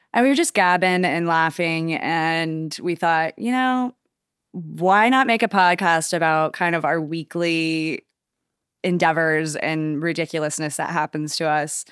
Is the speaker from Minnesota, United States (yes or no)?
no; Wichita, Kansas, United States; now in Charleston, United States; I'm originally from Kansas. I moved to Charleston in like 2014